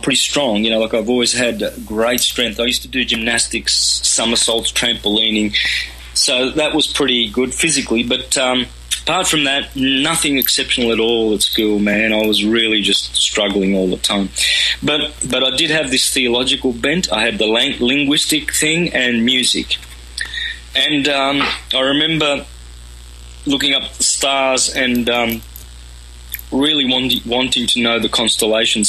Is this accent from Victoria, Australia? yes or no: yes; country Victoria, Australia; first language Calabrian; English is a second language; up in country Victoria, Australia, with Italian migrated parents from southern Italy.